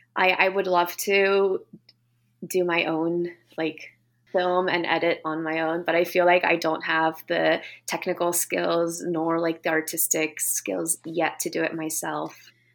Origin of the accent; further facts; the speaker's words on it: United States; also born or lived in Japan; now in Vancouver, Canada; my upbringing in the States